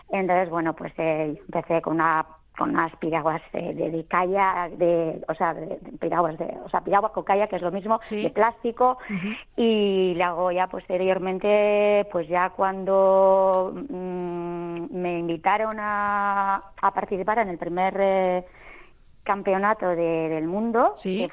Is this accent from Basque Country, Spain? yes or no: yes; Lekeitio, Basque Country, Spain; mi pueblo de la costa, un pueblo precioso